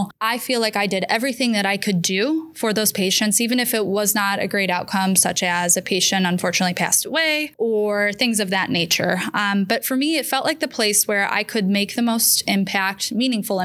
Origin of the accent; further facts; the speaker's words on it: Geauga County, Ohio, United States; born and raised in Geauga County, literally born at the hospital I practice